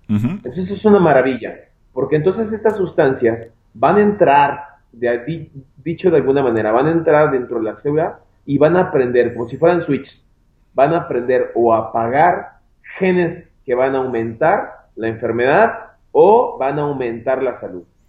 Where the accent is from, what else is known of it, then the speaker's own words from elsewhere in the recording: Guadalajara, Jalisco, Mexico; Yo soy de acá de Guadalajara, Jalisco, México. Yo me encuentro trabajando aquí en mi, en mi ciudad natal, que es una ciudad de Guadalajara.